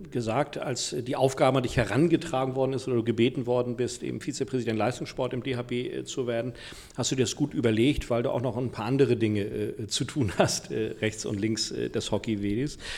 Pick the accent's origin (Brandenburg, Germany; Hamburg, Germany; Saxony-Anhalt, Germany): Hamburg, Germany; Kann ich nur zustimmen. Als gebürtiger Hamburger, was soll ja. ich auch sagen?